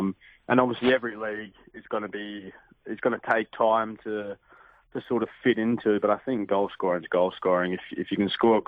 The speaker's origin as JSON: {"language": "English", "town": "Perth", "region": "Western Australia", "country": "Australia", "tie": "born or raised there", "also_born_or_lived": "England", "moved": "as an adult"}